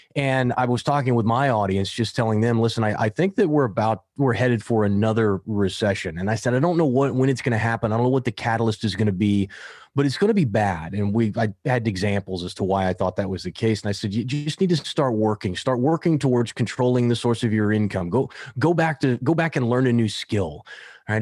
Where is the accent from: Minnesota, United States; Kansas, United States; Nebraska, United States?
Kansas, United States; now in Southern California, United States; it's the Irish kid from Kansas